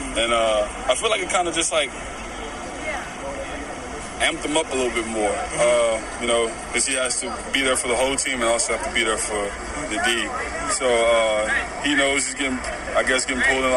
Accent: Atlanta, Georgia, United States; born or raised there

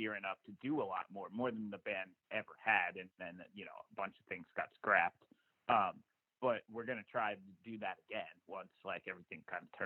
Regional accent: New Jersey, United States; I lived in New Jersey my entire life. I was born in like Central Jersey, and, you know, lived up to there through high school

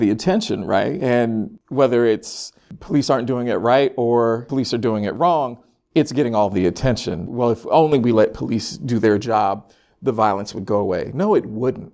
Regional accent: Sacramento, California, United States; moved away as an adult; now in Philadelphia, United States; Born and raised in Sacramento, California.

